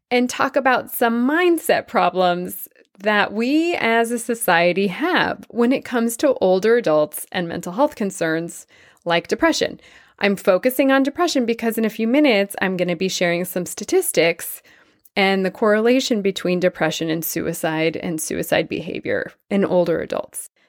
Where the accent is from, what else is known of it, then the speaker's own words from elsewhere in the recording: Tianjin, China; moved away as an adult; I was born in China to Jewish parents who left Russia after World War I to seek refuge from anti Semitism, famine, and pogroms. I spent the first 20 years of my life in China, surviving the Japanese occupation of my town, Tientsin, during World War II.